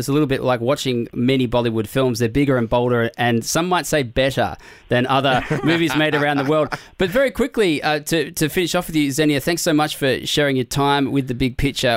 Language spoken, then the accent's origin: English; Adelaide, South Australia, Australia; I'm from Adelaide